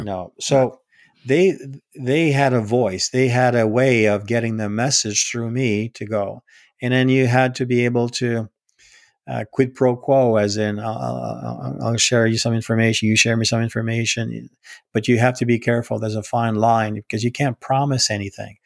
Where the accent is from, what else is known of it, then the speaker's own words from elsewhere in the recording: Northern Ontario, Canada; now in Gatineau, Canada; I was born and raised in, in Northern Ontario. I'm a Canadian first.